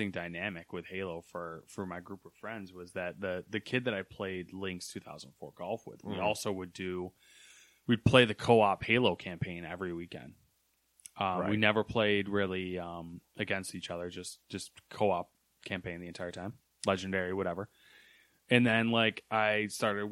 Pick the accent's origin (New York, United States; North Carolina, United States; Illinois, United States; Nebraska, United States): New York, United States; Camden; And I grew up in Camden